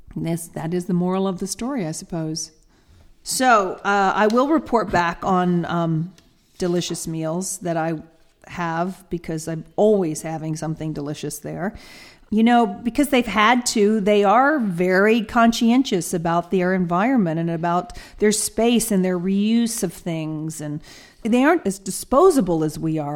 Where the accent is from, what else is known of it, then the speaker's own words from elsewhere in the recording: Atlanta, Georgia, United States; moved away as an adult; also born or lived in England; now in California, United States; I actually moved from Atlanta to England